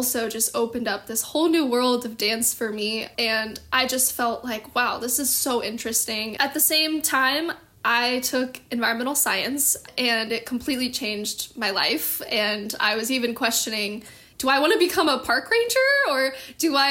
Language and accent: English; Dallas, Texas, United States; now in Los Angeles, United States; I'm originally from Dallas, Texas, born and raised